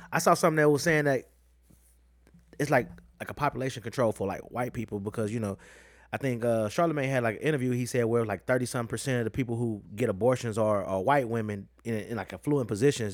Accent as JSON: {"language": "English", "country": "United States", "said": "I'm a fucking American"}